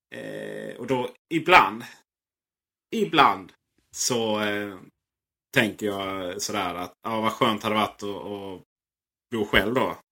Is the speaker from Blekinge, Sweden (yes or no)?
yes; Blekinge, Sweden; Där jag kommer från Blekinge har vi en liten residensstad som heter Karlskrona